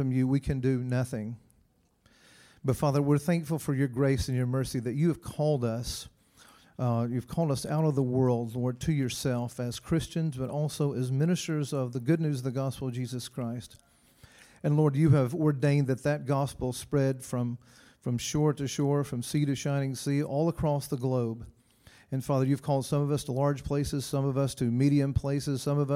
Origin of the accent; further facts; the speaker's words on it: Blairsville, Georgia, United States; now in Louisville, United States; I'm from Blairsville, Georgia